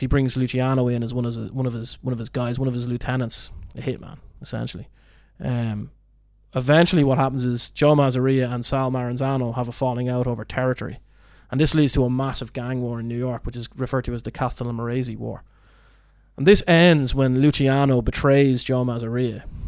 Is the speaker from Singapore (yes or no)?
no; Ireland; being Irish